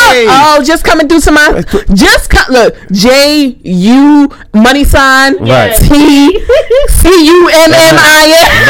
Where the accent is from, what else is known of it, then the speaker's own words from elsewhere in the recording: Jersey City, New Jersey, United States; I'm from Jersey City. I'm from Chilltown. It's 201.